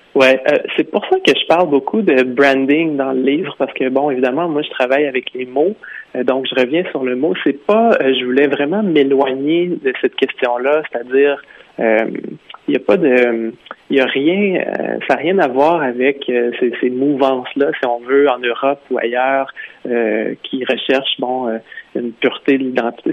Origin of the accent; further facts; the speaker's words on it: Quebec, Canada; moved away as an adult; also born or lived in Vancouver; je suis québécois